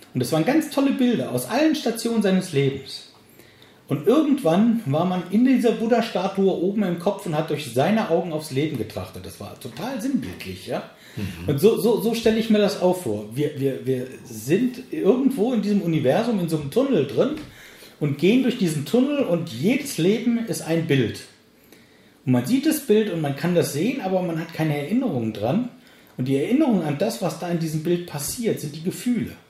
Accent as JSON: {"language": "German", "country": "Germany", "tie": "born or raised there", "moved": "as an adult", "said": "ich bin nun mal in Deutschland geboren und groß geworden"}